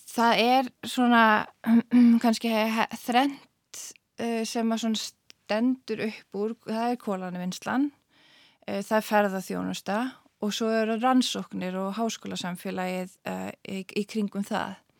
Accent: Iceland; moved away as an adult; also born or lived in Svalbard

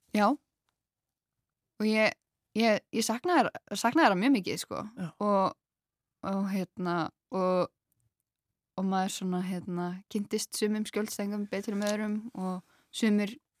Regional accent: Grenivík, Northeastern Region, Iceland; Ég er fætt á uppálegin á Greinivík, sem er rétt hjá Akureyri

